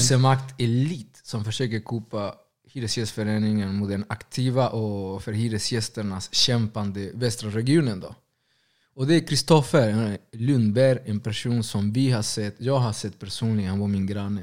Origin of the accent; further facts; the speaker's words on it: Argentina; now in Sweden; Först och främst är jag latinamerikan. Senare kanske argentinare.